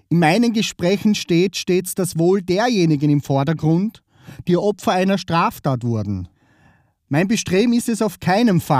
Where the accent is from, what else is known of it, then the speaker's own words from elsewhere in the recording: Vorarlberg, Austria; now in Vienna, Austria; Ursprünglich komme ich aus Vorarlberg. Falls du dich fragst, weil er dialektisch spricht. Die Vorarlberger würden aber sagen, naja, der redet nur mehr so im Dialekt. Das ist geschuldet auf der Tatsache, dass ich schon 13 Jahre in Wien wohne.